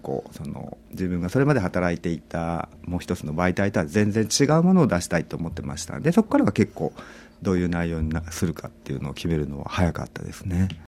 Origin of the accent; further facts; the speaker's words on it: Kumamoto, Japan; moved away as an adult; also born or lived in Tokyo; now in Sydney, Australia; 私はあのもともと地元は熊本なんですけれども、大学から東京で